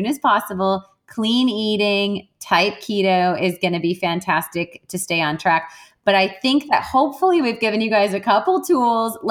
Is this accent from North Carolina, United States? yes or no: no; Wisconsin, United States; I'm Irish and I'm from Wisconsin, and Wisconsinites, they drink, man